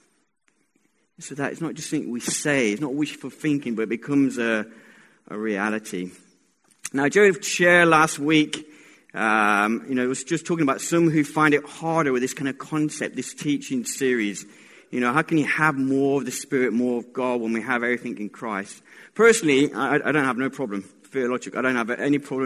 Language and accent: English; Colombia; I was born in Colombia